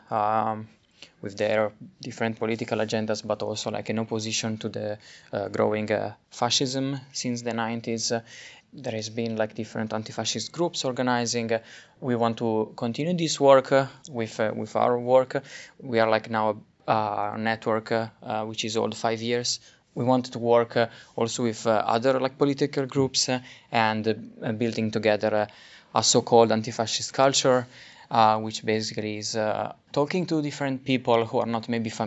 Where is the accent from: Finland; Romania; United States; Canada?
Finland; Helsinki, Uusimaa; we are from Helsinki